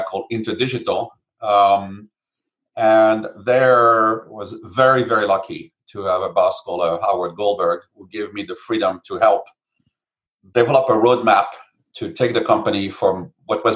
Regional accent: France; moved away as an adult; now in United States; I came from France for 1 year exchange

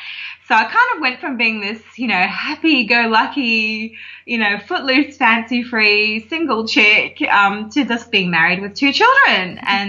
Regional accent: Hong Kong; moved away as an adult; now in Australia; I was actually born and raised in Hong Kong, of all places. My parents lived over there for many, many years. And so I didn't come to Australia to live until I was in, I think I was 23 when we moved here.

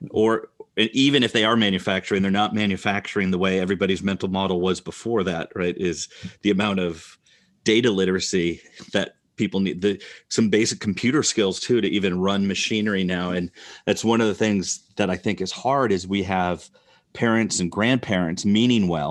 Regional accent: Rockford, Illinois, United States; now in Iowa, United States; I grew up in Rockford, Illinois.

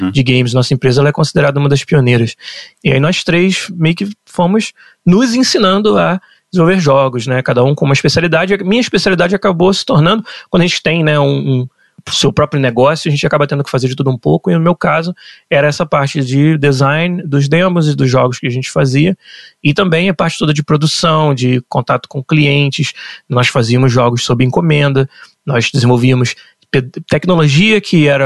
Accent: São Gonçalo, Rio de Janeiro, Brazil; eu nasci em São Gonçalo, no, no estado do Rio, e foi lá que tudo começou para mim e meus pais.

